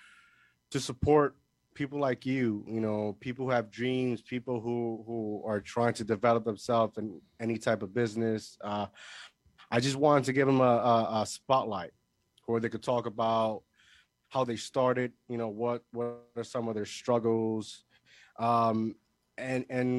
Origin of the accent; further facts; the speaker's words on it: Puerto Rico; moved away as an adult; now in New Jersey, United States; I was born here in New Jersey, but the majority of my life, I grew up in Puerto Rico. When I was 20, I think 2010, I officially moved back here on my own, and I've been here ever since